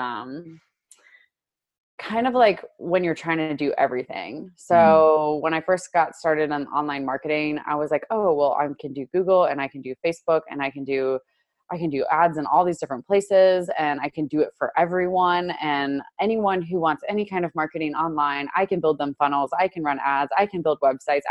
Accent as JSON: {"language": "English", "region": "Indiana", "country": "United States", "tie": "born or raised there", "also_born_or_lived": "Chicago, Illinois", "said": "I grew up in Indiana. I was born in Chicago and I grew up in Indiana."}